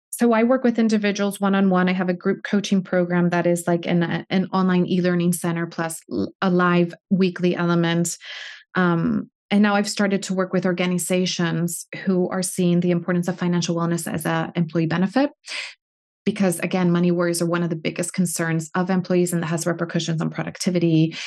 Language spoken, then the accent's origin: English; United States; now in United Kingdom; being an American in Britain. I've had to navigate both worlds.